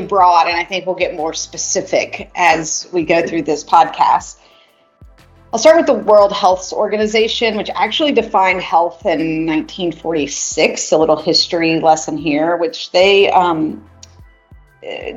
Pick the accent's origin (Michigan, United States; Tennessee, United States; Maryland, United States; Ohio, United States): Tennessee, United States; Chattanooga; also born or lived in Georgia; I'm from Chattanooga, Tennessee, multi-generation Tennesseer. So I've been in the Georgia, Tennessee world in the South for my whole life